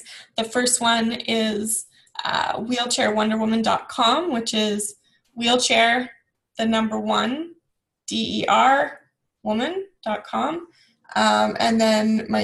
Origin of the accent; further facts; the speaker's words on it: Ajax, Ontario, Canada; also born or lived in Bowmanville; I was born and raised in Ajax, and then I moved to Bowmanville